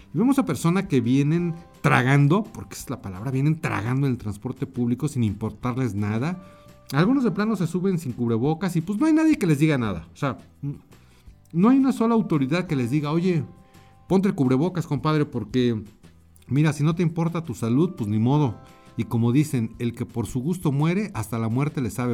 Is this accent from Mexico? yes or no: yes; Mexico; also born or lived in Mexico City; aquí en mi país, en México, yo estoy en la Ciudad de México